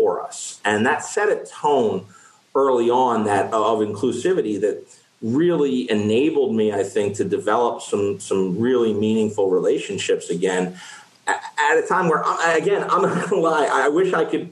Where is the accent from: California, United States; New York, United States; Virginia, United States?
New York, United States; Westchester; I grew up in Westchester